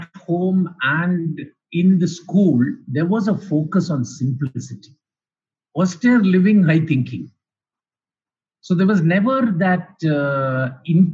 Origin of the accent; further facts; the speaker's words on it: Chennai, Tamil Nadu, India; also born or lived in Kerala; I come from a very simple middle-class family I was based in Chennai, although we hail from Kerala